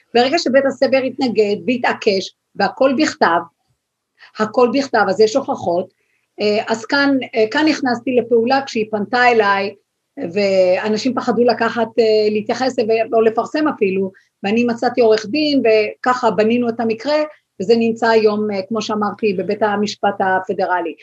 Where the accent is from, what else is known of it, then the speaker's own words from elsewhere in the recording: Israel; now in United States; אנחנו כישראלים